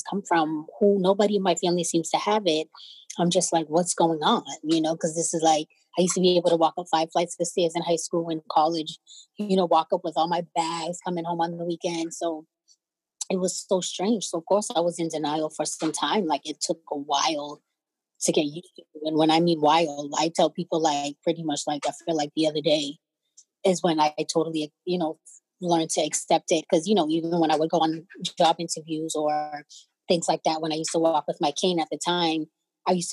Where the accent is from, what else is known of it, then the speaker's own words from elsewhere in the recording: Cambridge, Massachusetts, United States; I am from Cambridge, Massachusetts